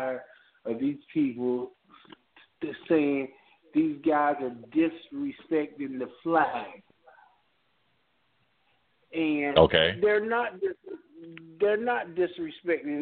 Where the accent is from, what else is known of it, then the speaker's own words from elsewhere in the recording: United States; I am an American